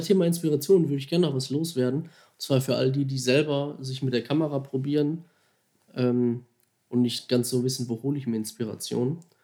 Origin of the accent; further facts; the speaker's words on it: Duisburg, North Rhine-Westphalia, Germany; also born or lived in Mülheim an der Ruhr; Gebürtiger Duisburger. Ich versuche das immer ein bisschen zu verstecken, dass man das nicht so raushört